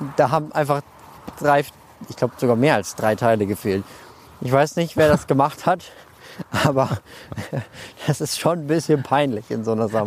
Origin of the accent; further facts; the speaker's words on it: Germany; now in Munich, Germany; ich komme ja nicht aus München, sondern aus der Nähe von Bremen